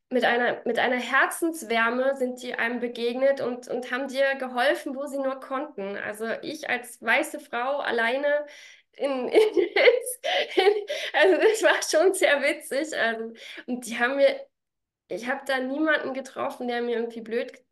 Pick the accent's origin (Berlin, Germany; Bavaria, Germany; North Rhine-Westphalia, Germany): Berlin, Germany; also born or lived in Vorarlberg; now in Salzburg, Austria; Bin ja ursprünglich aus Berlin, habe dann ganz lange in Vorarlberg gewohnt, wohne jetzt mittlerweile also da bin ich dann